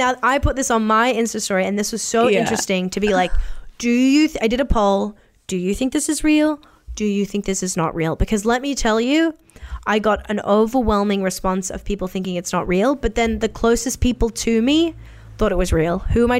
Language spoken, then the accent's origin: English; New York, United States; In my own bio, I'm a New Yorker by birth and personality.